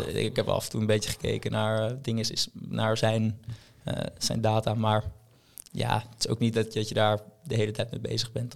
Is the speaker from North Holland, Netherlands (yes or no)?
yes; Haarlem, North Holland, Netherlands; in Haarlem, waar ik vandaan kom